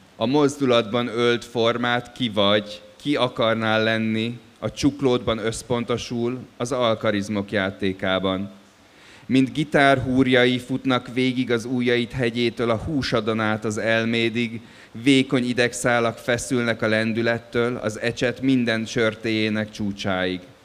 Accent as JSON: {"language": "Hungarian", "town": "Dublin", "region": "Leinster", "country": "Ireland", "tie": "born or raised there", "moved": "yes", "said": "én Dublinba nőttem föl"}